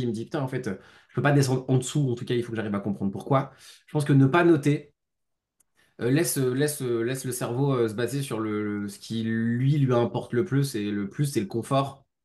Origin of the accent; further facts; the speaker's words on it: Lyon, Auvergne-Rhône-Alpes, France; J'habite sur Lyon. Je suis un, je suis un Lyonnais qui vagabonde quand même pas mal de fois